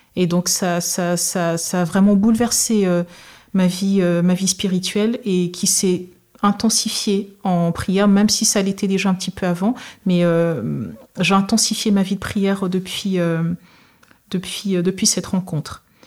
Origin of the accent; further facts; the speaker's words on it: Togo; je suis originaire du Togo